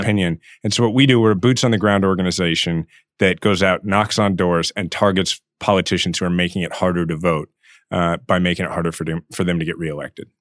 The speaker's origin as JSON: {"language": "English", "town": "Kansas City", "region": "Missouri", "country": "United States", "tie": "born or raised there", "said": "mayor of my hometown"}